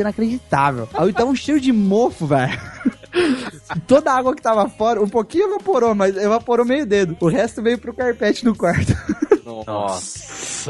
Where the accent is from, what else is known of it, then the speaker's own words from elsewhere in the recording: Brazil; eu, eu cresci no Brasil